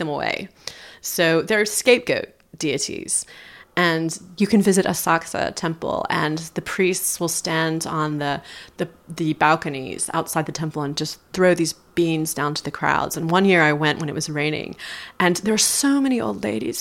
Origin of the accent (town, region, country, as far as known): United States; moved away as an adult; also born or lived in Tokyo